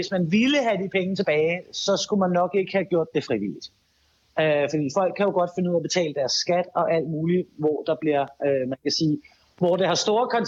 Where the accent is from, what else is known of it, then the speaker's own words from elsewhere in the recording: Denmark; det er vi som danskere rigtig meget øh, tilbøjelige til.